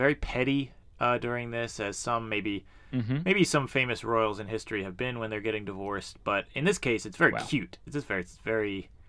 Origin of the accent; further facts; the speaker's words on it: United States; we are two guys from America